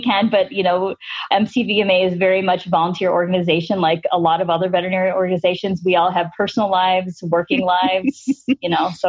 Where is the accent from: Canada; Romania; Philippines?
Philippines; I mean, I'm Filipino. Filipinos don't traditionally use chopsticks.